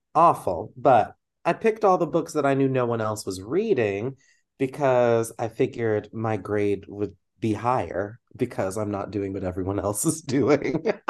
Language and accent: English; Texas, United States; moved away as an adult; now in Midwest, United States; growing up in Texas